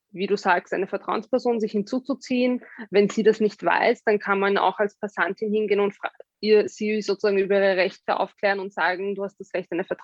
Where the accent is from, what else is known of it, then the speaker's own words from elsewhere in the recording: Austria; die haben irgendwie gemeint, was bei uns in Österreich und das war überhaupt nicht im öffentlichen Diskurs.